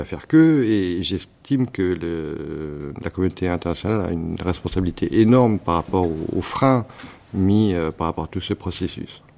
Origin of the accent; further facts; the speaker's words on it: Cambodia; moved away; j'ai grandi euh, au Cambodge, dans un pays où on m'a reproché de ne pas être un pur Cambodgien